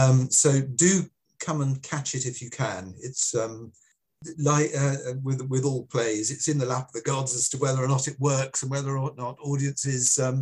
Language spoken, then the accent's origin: English; Singapore; hopefully they will find it as funny as I did when I was growing up in Singapore.